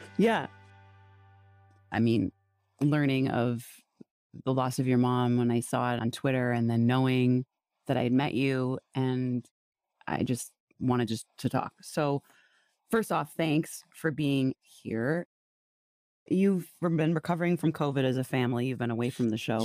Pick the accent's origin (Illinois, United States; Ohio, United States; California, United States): Illinois, United States; Wheaton; I grew up in Wheaton, most churches per square mile